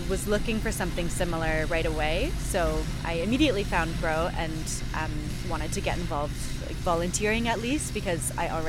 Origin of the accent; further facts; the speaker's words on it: Canada; Yes, I am from Canada. Yeah. I should mention that. So before I moved here